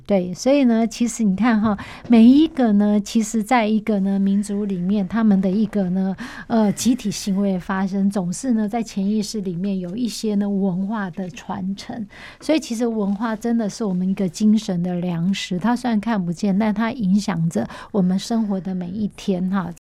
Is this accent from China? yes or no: no; Taiwan; 我们台湾人